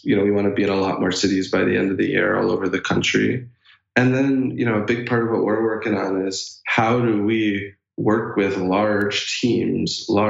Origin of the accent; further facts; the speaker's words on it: Chicago, Illinois, United States; I'm a Chicago boy